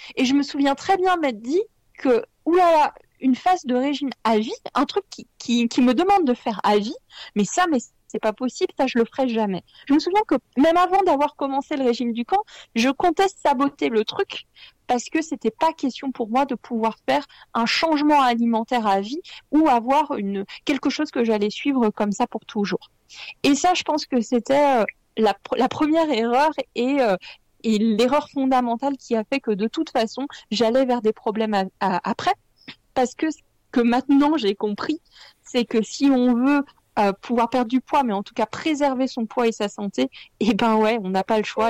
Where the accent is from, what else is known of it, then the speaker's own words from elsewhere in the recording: Lyon, Auvergne-Rhône-Alpes, France; je suis lyonnaise